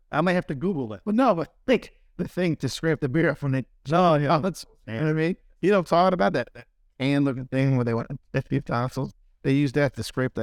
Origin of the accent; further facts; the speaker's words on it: New Jersey, United States; moved away; when I was growing up in Jersey